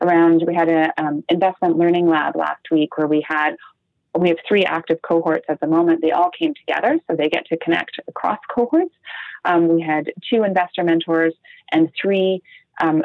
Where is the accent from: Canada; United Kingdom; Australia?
Canada; being Canadian